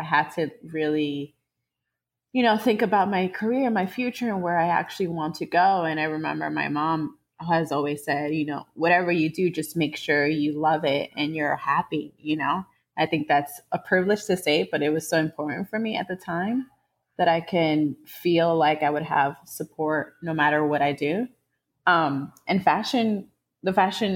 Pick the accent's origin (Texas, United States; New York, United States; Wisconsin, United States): New York, United States; New York City; I'm from New York, New York City. Was raised in the around the Upper West Side, basically like the middle of Upper West Side and Spanish Harlem